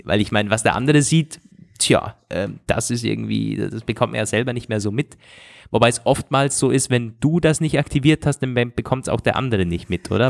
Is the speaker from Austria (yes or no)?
no; Germany; vom Bodensee, wo ich herkomme, so aus der Region